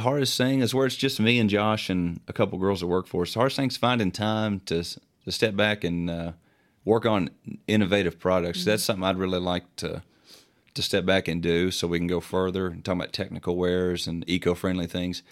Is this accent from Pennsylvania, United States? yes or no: no; Morehead, Kentucky, United States